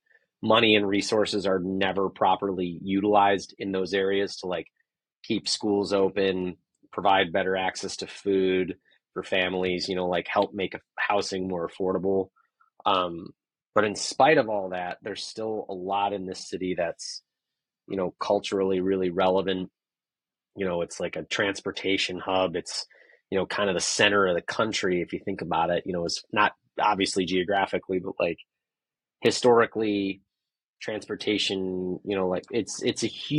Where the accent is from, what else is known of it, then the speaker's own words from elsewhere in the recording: Chicago, Illinois, United States; Chicago, I don't know, as far as I'm concerned, is the greatest metropolitan city in America.